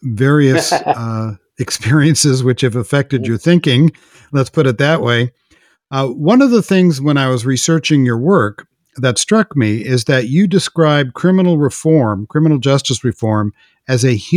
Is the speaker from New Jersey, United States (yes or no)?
no; California, United States; I'm from California